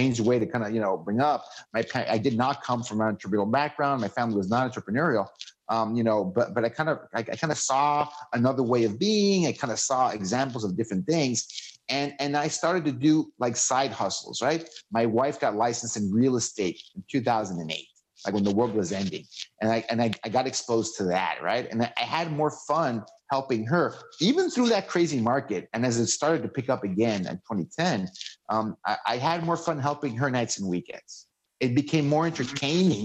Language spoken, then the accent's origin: English; Mexico; moved away as an adult; also born or lived in Seattle; I moved to Seattle, you know, from growing up in Mexico on the border